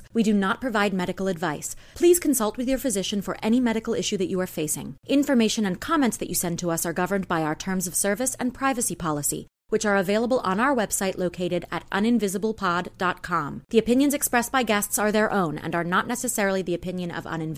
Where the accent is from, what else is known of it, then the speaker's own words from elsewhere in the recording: New York City, New York, United States; now in Los Angeles, United States; I'm originally from Manhattan, from New York City. So I was born and raised there. I currently live